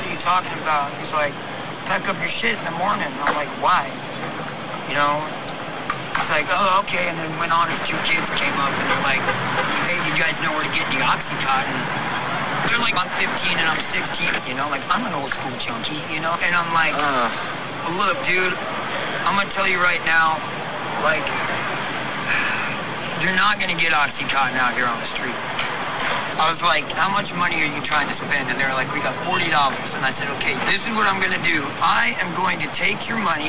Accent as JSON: {"language": "English", "country": "United States", "moved": "as an adult", "lives_now": "San Francisco, United States", "said": "Louisiana, Texas area"}